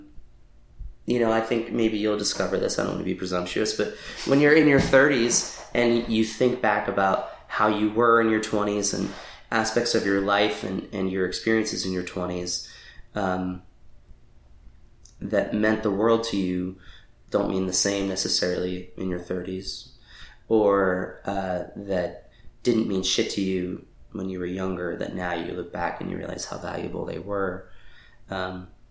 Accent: Lancaster, Pennsylvania, United States; moved away as an adult; also born or lived in Washington, D.C. / New York; now in Los Angeles, United States; I was born and raised there. I left at 18

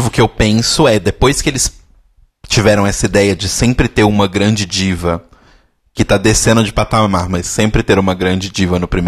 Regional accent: Australia; Porque eu sou australiana e, tipo, bicho, você assiste o programa?

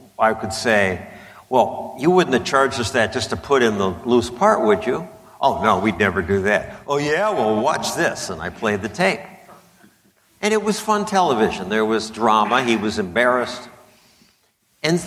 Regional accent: Wilmette, Illinois, United States; I grew up in Wilmette

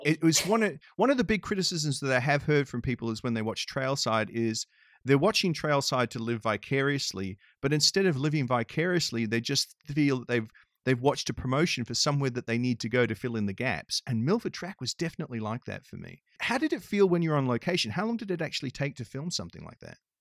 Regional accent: Australia; moved away; I grew up in Australia

